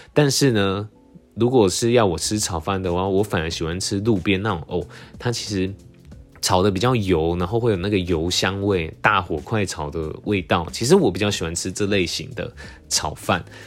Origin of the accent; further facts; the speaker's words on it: Tainan, Taiwan; moved away; also born or lived in Taipei; 因为我从小在台南